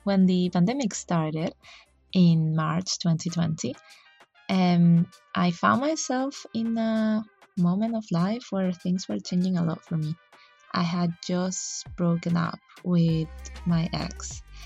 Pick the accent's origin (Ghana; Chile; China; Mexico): Chile; moved away; I am from Chile, so I couldn't really go home